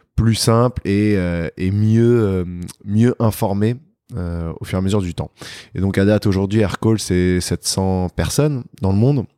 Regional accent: Paris, Île-de-France, France; j'ai grandi à Paris. Je suis un vrai Parisien, né à Paris, dans le 16e arrondissement

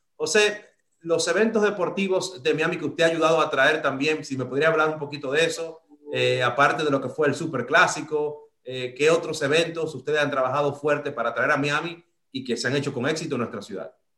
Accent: Dominican Republic; yo soy de República Dominicana

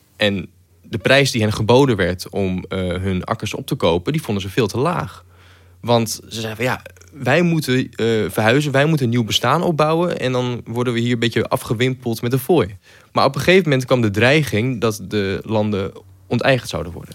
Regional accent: Groningen, Netherlands; De provincie waar ik werk eh, voor NSC Handelsblad en eh, ook waar ik vandaan kom

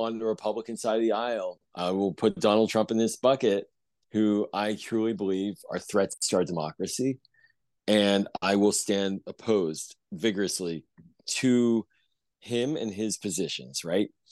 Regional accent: Pittsburgh, Pennsylvania, United States; now in Montgomery County, Maryland, United States; I grew up in Pittsburgh in Squirrel Hill

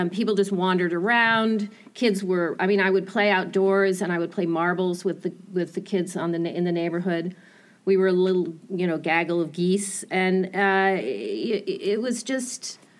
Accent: Hanover, New Hampshire, United States; I grew up in Hanover.

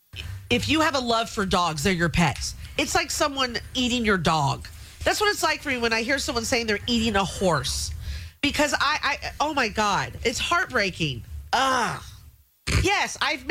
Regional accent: United States; I'm an American

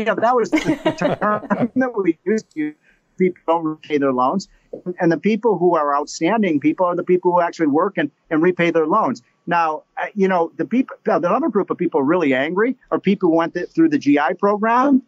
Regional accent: Chicago, Illinois, United States; I'm from Chicago

